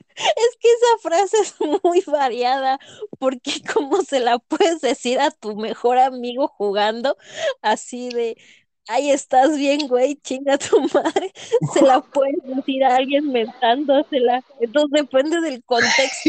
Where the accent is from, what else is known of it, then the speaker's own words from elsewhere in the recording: Morelia, Michoacán, Mexico; yo que soy de Morelia, soy moreliana.